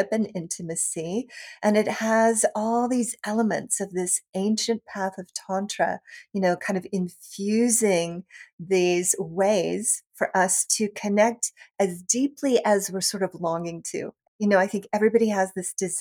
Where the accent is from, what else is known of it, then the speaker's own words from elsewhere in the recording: Tennessee, United States; I was a Methodist from Tennessee